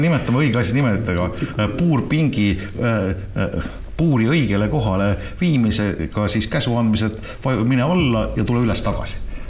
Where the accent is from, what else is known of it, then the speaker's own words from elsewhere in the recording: Tartu, Tartu County, Estonia; jah, ma olen Tartust